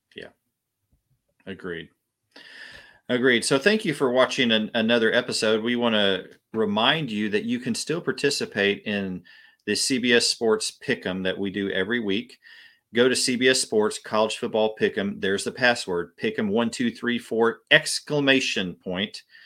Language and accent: English; Louisiana, United States; we're, we're from Louisiana